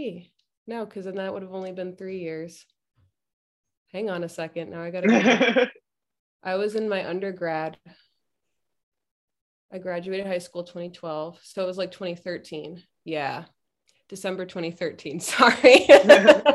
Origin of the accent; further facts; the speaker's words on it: New Jersey, United States; moved away as an adult; also born or lived in Farmington, Maine / Burlington, Vermont / Pennsylvania / San Francisco; I'm from New Jersey, and I did go up there to school.